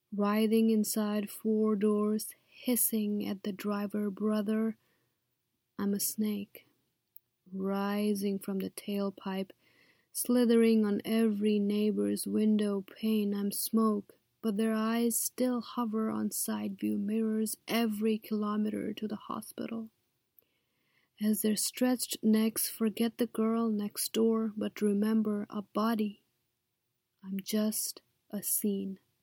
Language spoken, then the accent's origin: English; Kathmandu, Bagmati, Nepal; moved away as an adult; now in United States; I was born in Kathmandu, Nepal, and came to the U S as a student.